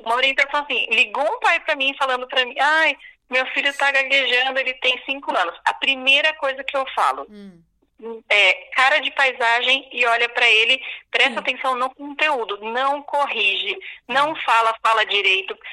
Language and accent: Portuguese; Araraquara, São Paulo, Brazil; eu sou de Araraquara.